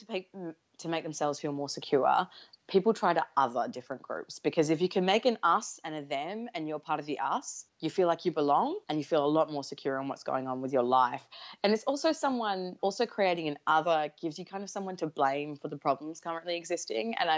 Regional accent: Perth, Western Australia, Australia; I'm from Perth, Western Australia

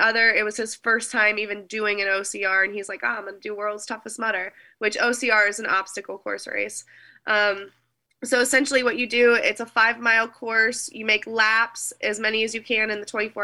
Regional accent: United States; I love being American

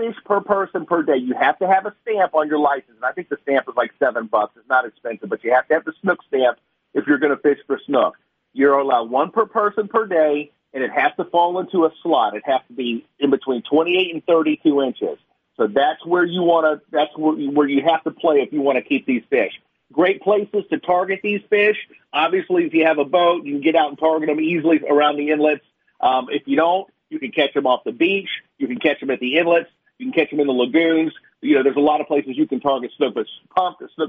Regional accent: Florida, United States; born and raised in Florida, like me

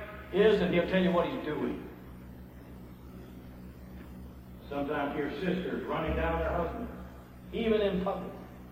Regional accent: United States; I'm an American male. I'm a macho male.

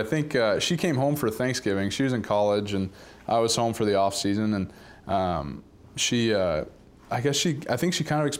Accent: Dallas, Texas, United States; you grow up in Dallas, and we grew up in Highland Park, this awesome community

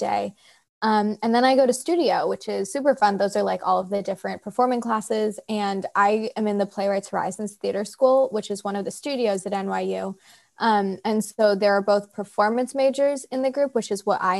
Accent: Seattle, Washington, United States; I grew up in Seattle

